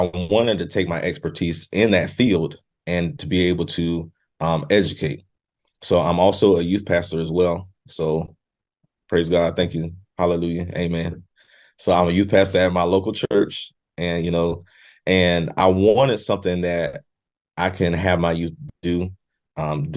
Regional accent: South Carolina, United States; moved away as an adult; now in Virginia, United States; although I'm from South Carolina, I now reside in Virginia, been here for 8 years

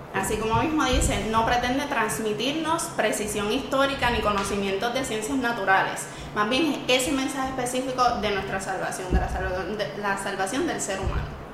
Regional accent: Camuy, Puerto Rico; yo soy de Camuy

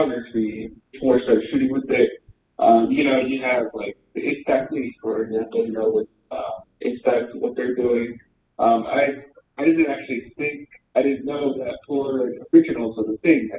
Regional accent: Arizona, United States; also born or lived in Santa Fe; I was actually born here in Arizona. I kind of moved around a bit when I was small, but I don't remember most of it. But I live in this little commune in the middle of nowhere, about 15 minutes away from the nearest town. So it's basically where I like to say where I grew up

